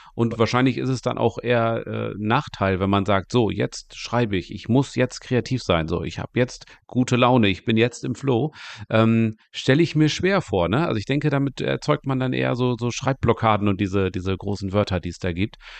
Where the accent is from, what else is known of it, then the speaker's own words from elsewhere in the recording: East Frisia, Lower Saxony, Germany; ich komme ja hier aus Ostfriesland